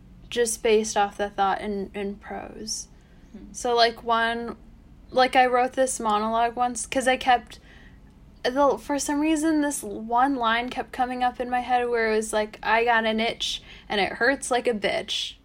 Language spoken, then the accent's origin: English; United States; second / third generation Korean American